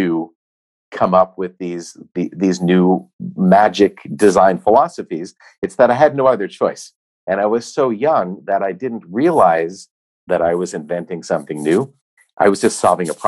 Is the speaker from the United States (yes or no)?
yes; United States; Myself as an American